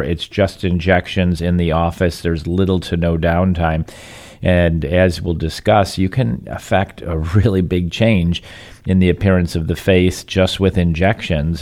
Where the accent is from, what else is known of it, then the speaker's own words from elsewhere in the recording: Michigan, United States; now in Southwest Florida, United States; growing up in Michigan